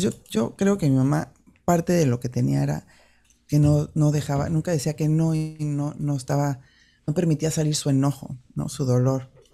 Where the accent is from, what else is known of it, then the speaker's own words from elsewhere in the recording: Mexico City, Mexico; yo crecí en el DF